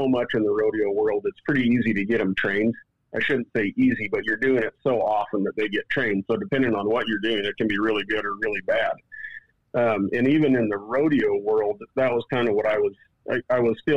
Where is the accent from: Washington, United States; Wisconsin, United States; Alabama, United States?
Washington, United States; I grew up on the west side of the mountains in Washington State